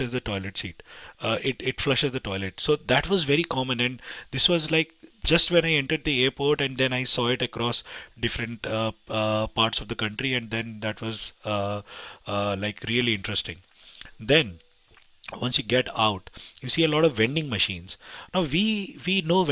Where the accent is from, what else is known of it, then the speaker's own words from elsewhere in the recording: India; I come from India